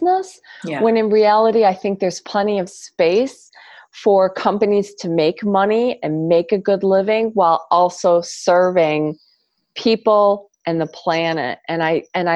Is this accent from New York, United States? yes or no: yes; New York, United States; moved away; also born or lived in Michigan / San Diego; I'm originally from New York